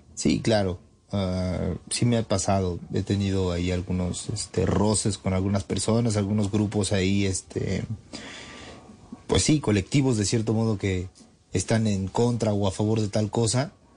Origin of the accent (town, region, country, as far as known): Mexico